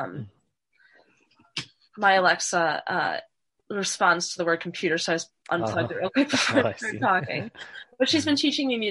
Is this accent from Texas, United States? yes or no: no; Northwest Indiana, United States; moved away as an adult; now in Washington, D.C., United States; I'm from Northwest Indiana. It's near Chicago. It's a suburb of Chicago. So I lived there until I was 18